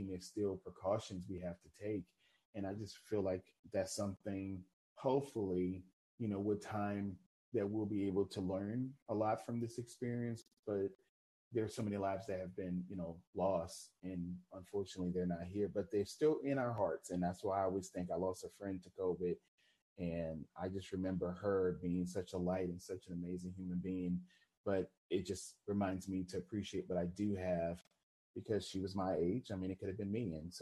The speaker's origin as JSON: {"language": "English", "town": "New Orleans", "region": "Louisiana", "country": "United States", "tie": "born or raised there", "moved": "yes", "said": "I'm originally from New Orleans, Louisiana. I'm proud of New Orleans. I love my city. Even though I live in a different city now"}